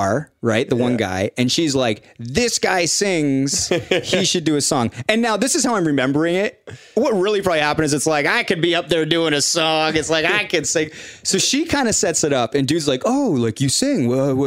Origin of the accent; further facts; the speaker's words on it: Canada; I'm from Canada.